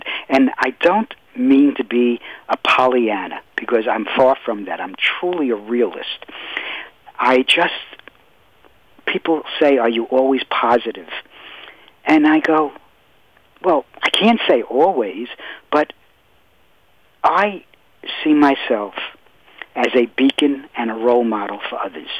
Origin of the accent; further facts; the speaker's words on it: New York City, New York, United States; I grew up in Brooklyn, New York.